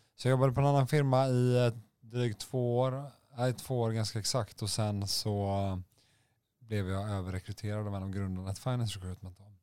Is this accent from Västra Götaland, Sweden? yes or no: yes; Gothenburg, Västra Götaland, Sweden; moved away; ursprung från Göteborg. Eh, det kan, kan, man kanske höra lite på min dialekt